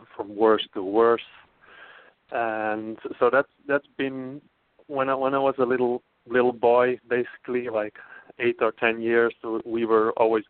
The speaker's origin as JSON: {"language": "English", "region": "Friesland", "country": "Netherlands", "tie": "born or raised there", "also_born_or_lived": "Amsterdam, Netherlands", "moved": "as an adult", "lives_now": "Portland, United States", "said": "I am originally from the Netherlands. I grew up in the northern part of the Netherlands, the Frisian part."}